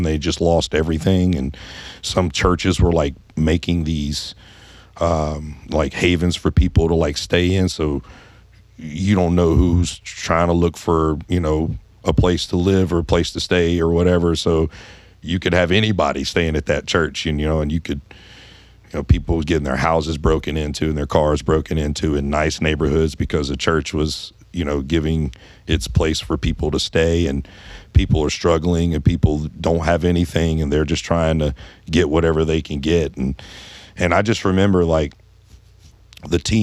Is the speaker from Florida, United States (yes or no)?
no; Baton Rouge, Louisiana, United States; Growing up in Baton Rouge, you know, I was around a lot of the music and culture from New Orleans